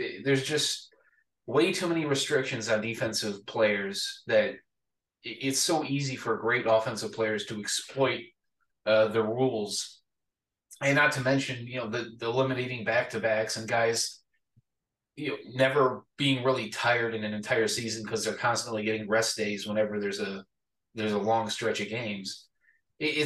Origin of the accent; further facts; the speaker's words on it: Atlanta, Georgia, United States; I grew up in Atlanta